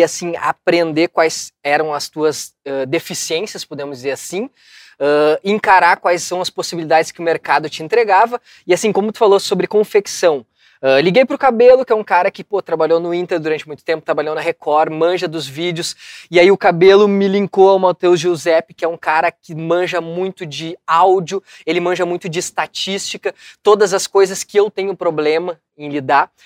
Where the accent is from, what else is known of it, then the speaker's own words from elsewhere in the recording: São Leopoldo, Rio Grande do Sul, Brazil; eu sou um cara que sou de um bairro aqui de São Léo